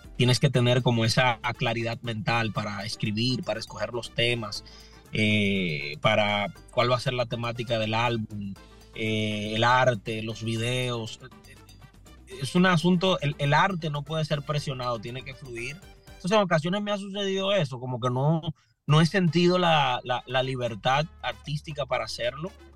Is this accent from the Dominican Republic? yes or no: yes; Higüey, La Altagracia, Dominican Republic; moved away as an adult; also born or lived in Santo Domingo, Dominican Republic; now in Lynn, United States; yo nací en la República Dominicana, específicamente en una ciudad al este de República Dominicana que se llama Higüey, Punta Cana